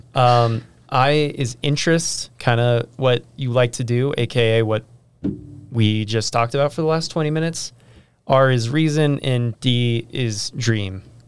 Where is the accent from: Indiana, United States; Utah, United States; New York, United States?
Utah, United States; Riverton; I'm from the Riverton area as well